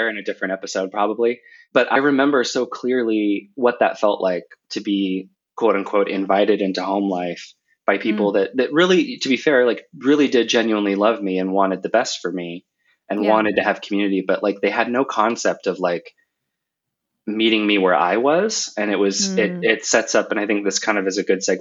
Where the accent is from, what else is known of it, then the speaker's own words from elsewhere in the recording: Seattle, Washington, United States; moved away as an adult; now in Munich, Germany; I'm originally from the Seattle area, but now I live in Munich, Germany.